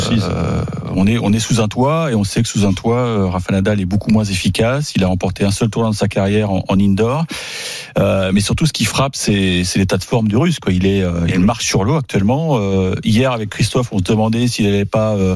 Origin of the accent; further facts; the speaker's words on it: Normandy, France; en tant que Normand